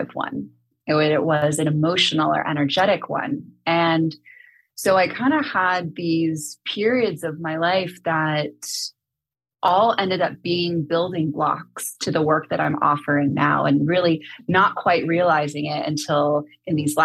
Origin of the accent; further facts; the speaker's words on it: San Francisco, California, United States; also born or lived in Napa Valley; I'm born and raised in San Francisco